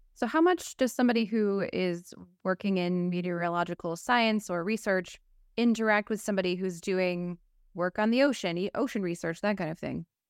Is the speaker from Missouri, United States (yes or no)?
no; West Michigan, United States; we're originally from West Michigan